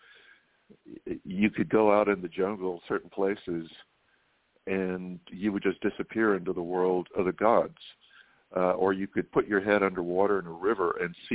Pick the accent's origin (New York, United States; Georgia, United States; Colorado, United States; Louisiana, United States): Georgia, United States; Waycross; moved away as an adult; also born or lived in Atlanta, Georgia / Oxford, England / London, England / Bay Area, California; I grew up in a little town called Waycross